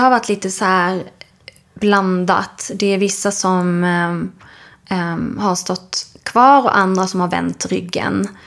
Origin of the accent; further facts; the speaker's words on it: Skåne, Sweden; Alltså dels är jag uppväxt då i Skåne där det inte var så mycket andra sådana familjer där vi växte upp.